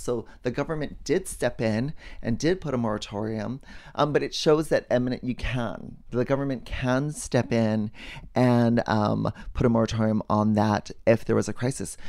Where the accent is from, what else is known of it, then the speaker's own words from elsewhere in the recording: Hawaii, United States; I grew up in Walaiki, and we rode our bikes in the street